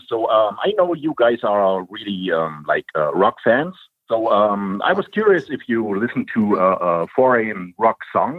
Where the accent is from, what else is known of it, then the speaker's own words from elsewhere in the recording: Germany; now in Calgary, Canada; I'm from Germany, but actually I'm in Calgary.